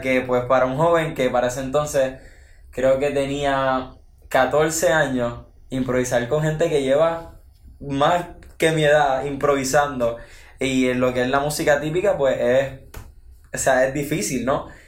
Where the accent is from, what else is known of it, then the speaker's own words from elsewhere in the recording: Ciales, Puerto Rico; vengo del pueblo de Ciales y pues tengo 16 años